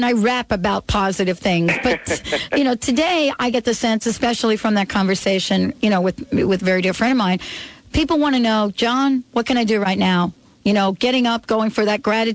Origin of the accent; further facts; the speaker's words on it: New York, United States; I grew up in New York